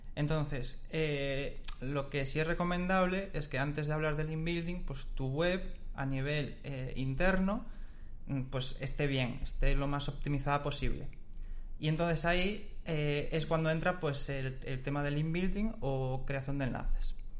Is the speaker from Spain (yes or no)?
yes; Galicia, Spain; Como buen gallego